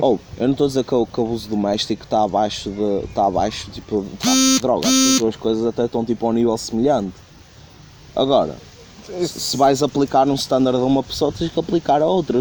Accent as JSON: {"language": "Portuguese", "town": "Porto", "region": "Norte", "country": "Portugal", "said": "eu sou do Porto"}